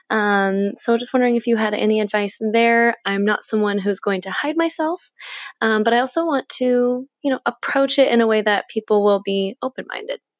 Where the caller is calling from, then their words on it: Seattle, Washington, United States; I'm from Seattle, Washington, and I am a beginner witch.